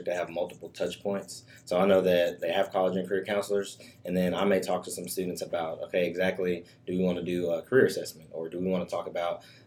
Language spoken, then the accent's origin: English; Anniston, Alabama, United States; moved away as an adult; now in Huntsville, United States; I'm originally from Anniston, Alabama